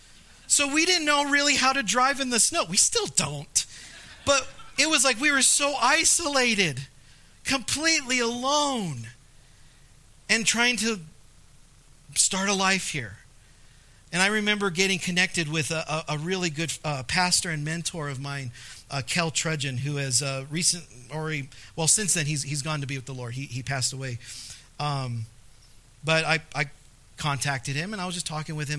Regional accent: Southern California, United States; moved away as an adult; now in La Pine, United States; Brianna and I, we grew up in Southern California. that's our home

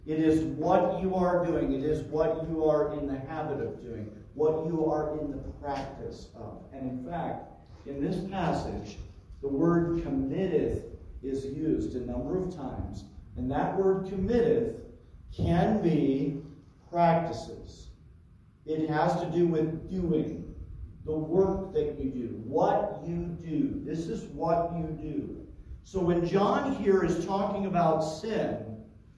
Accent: Terre Haute, Indiana, United States; moved away; my hometown in Terre Haute, Indiana

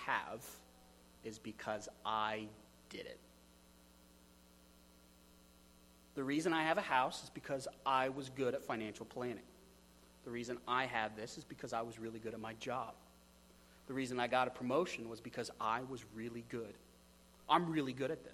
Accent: United States

